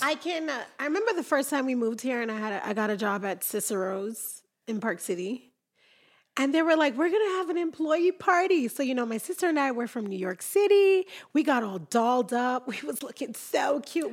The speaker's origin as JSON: {"language": "English", "country": "Jamaica", "moved": "yes", "lives_now": "Utah, United States"}